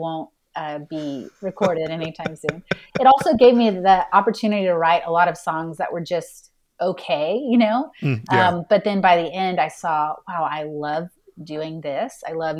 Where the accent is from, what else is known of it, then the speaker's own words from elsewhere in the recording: Houston, Texas, United States; I grew up in Houston, Texas